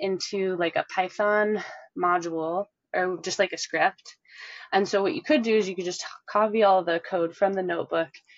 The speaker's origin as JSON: {"language": "English", "town": "Chicago", "region": "Illinois", "country": "United States", "moved": "as an adult", "lives_now": "Dallas, United States", "said": "I'm actually originally from Chicago-ish"}